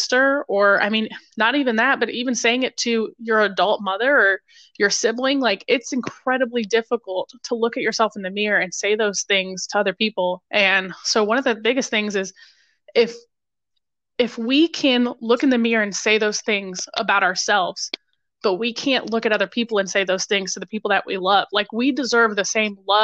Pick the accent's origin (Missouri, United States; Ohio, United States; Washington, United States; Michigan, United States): Ohio, United States; Toledo; moved away; Originally, I'm from right outside Toledo.